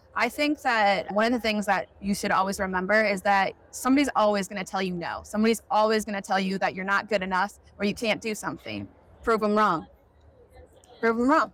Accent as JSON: {"language": "English", "town": "Ettrick", "region": "Wisconsin", "country": "United States", "said": "I'm from Ettrick, Wisconsin, which is a very small town."}